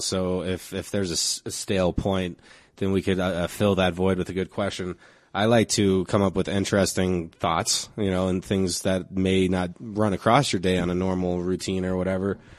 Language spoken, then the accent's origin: English; Denver, Colorado, United States; I grew up in this neighborhood, Park Hill